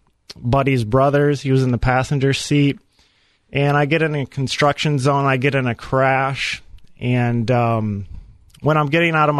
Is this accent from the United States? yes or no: yes; Fremont, Ohio, United States; I was raised in Fremont, Ohio, big city up in Northwest Ohio